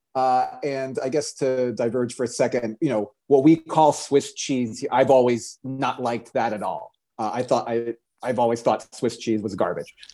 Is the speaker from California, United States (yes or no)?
no; Orlando, Florida, United States; I grew up in Orlando, Florida.